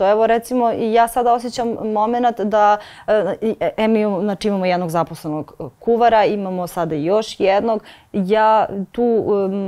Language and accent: Croatian; Vrnjačka Banja, Šumadija and Western Serbia, Serbia; Ja sam inače iz Vrnjačke banje, tamo